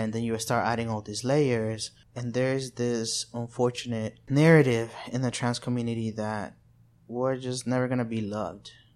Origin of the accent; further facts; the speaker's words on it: El Salvador; also born or lived in Arkansas, United States; now in Little Rock, United States; I'm from El Salvador. I've been in the U S for over seventeen years.